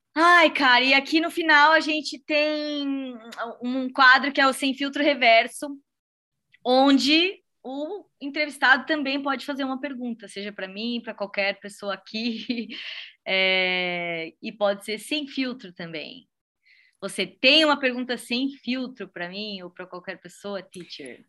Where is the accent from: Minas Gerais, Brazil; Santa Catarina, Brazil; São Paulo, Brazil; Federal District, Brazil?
Santa Catarina, Brazil; Blumenau; é a minha cidade natal